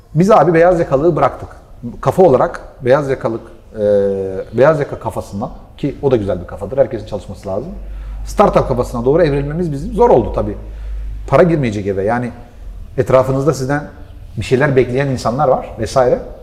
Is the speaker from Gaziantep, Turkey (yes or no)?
yes; Gaziantep, Turkey; Ben Antepliyim